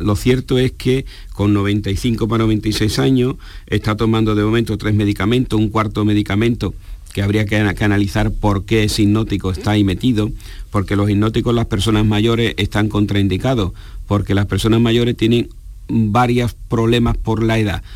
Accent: Spain; nuestra población en España

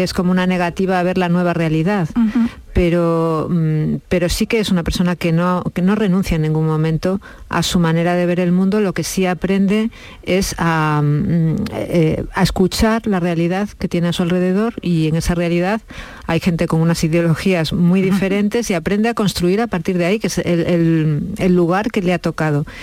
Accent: León, Castile and León, Spain; now in Ciudad Real, Spain; Yo vivo en Ciudad Real y mi madre en, León, somos de León

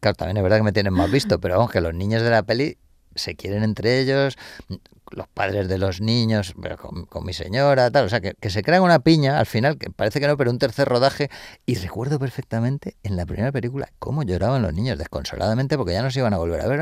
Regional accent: Madrid, Community of Madrid, Spain; Yo soy de Carabanchel

